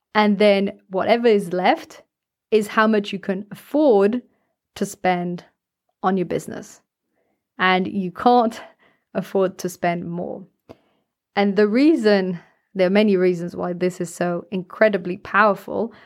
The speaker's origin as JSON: {"language": "English", "country": "France", "tie": "born or raised there", "said": "I grew up in France"}